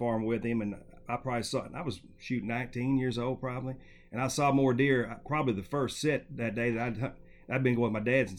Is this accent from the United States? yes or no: yes; Southern Missouri, United States; I'm from born and raised in Southern Missouri